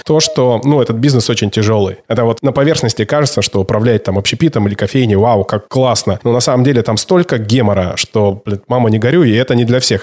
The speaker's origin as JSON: {"language": "Russian", "region": "Siberia", "country": "Russia", "said": "У меня много друзей в Барнауле, мы с тобой, сибиряки"}